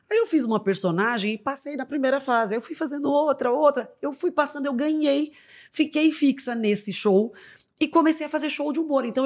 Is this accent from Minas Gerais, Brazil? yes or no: no; Brasília, Federal District, Brazil; Eu sou de Brasília.